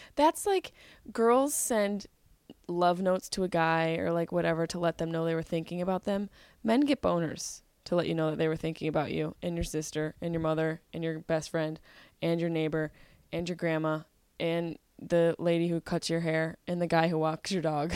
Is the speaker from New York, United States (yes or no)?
yes; Syracuse, New York, United States; growing up in Syracuse